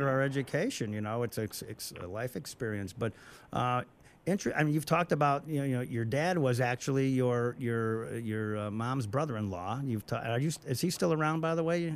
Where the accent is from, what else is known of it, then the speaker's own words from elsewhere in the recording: Illinois, United States; I'm from Illinois